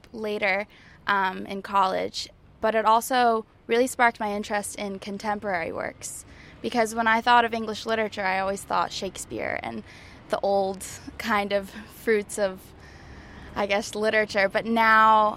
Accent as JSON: {"language": "English", "region": "Connecticut", "country": "United States", "also_born_or_lived": "Newport, Rhode Island", "moved": "as an adult", "lives_now": "Oxford, United Kingdom", "said": "I am from Connecticut. I go to school in Newport, Rhode Island, but I'm studying abroad at Oxford University."}